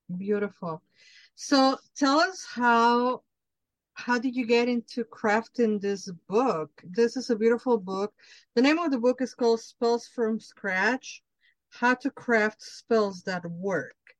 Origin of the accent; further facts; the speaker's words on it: Mexico City, Mexico; I'm Mexican from Mexico. I grew up in Mexico City